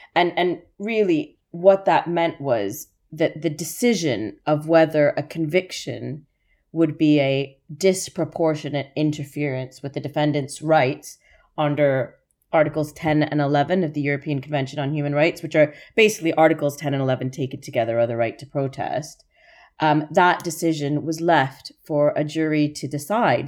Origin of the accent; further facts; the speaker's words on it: Canada; accent: Canadian; moved away; also born or lived in Toronto; I don't know if you can tell from my accent, I'm Canadian